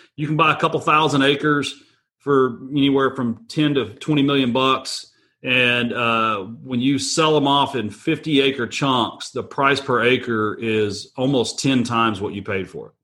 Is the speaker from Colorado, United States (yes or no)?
no; Texas, United States; I'm from Texas